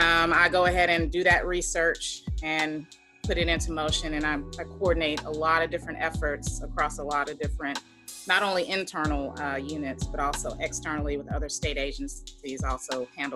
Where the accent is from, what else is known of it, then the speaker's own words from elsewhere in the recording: Atlanta, Georgia, United States; moved away as an adult; now in Nashville, United States; I'm from Atlanta. I've been in Nashville for 6 years now.